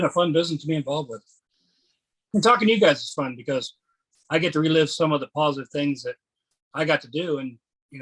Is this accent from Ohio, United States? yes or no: yes; Ohio, United States; I'm from Ohio